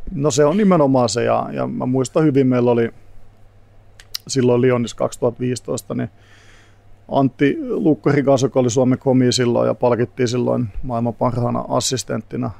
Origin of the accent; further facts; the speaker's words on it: Tampere, Pirkanmaa, Finland; moved away as an adult; also born or lived in England; now in Helsinki, Finland; Tampereelta, mistä mä kotoisin